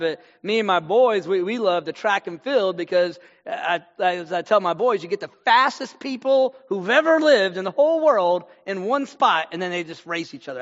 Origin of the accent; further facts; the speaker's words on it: Texas, United States; also born or lived in Houston, Texas / Fort Worth, Texas; I'm from Texas. Right now I'm in Fort Worth, Texas. I've been in North Texas uh, for a lot of my life.